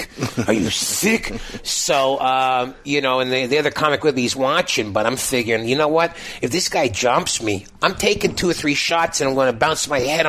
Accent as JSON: {"language": "English", "town": "Chicago", "region": "Illinois", "country": "United States", "tie": "born or raised there", "also_born_or_lived": "Winnipeg, Canada / Toronto, Canada", "moved": "yes", "said": "I was born in Winnipeg, but grew up in Chicago"}